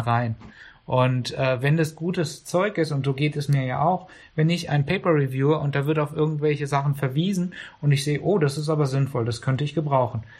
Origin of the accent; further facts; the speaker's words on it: Karlsruhe, Baden-Württemberg, Germany; ich bin in Karlsruhe geboren und groß geworden